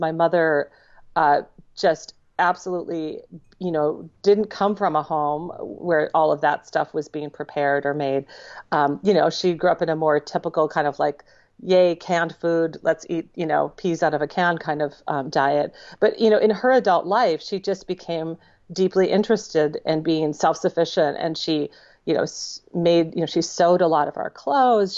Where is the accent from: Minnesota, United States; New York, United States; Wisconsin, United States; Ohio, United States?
Minnesota, United States; also born or lived in Spangler, Pennsylvania; I'm from Minnesota. I, I grew up there, and I always say that's where I'm from